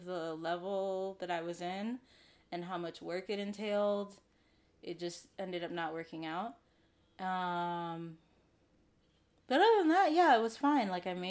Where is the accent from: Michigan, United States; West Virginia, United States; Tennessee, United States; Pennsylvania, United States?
Michigan, United States; I'm from Michigan.